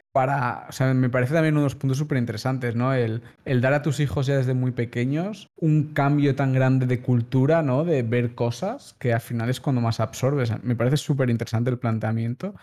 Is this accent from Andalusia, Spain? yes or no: no; Catalonia, Spain; nosotros somos catalanes, la familia catalana es muy de estar muy juntos